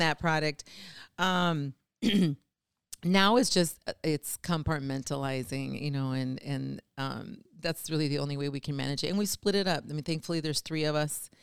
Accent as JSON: {"language": "English", "town": "Saint Paul", "region": "Minnesota", "country": "United States", "tie": "born or raised there", "said": "born and raised in Saint Paul"}